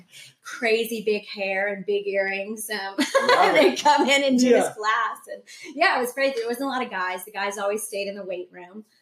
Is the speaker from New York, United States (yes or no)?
no; Charleston, South Carolina, United States; I grew up on James Island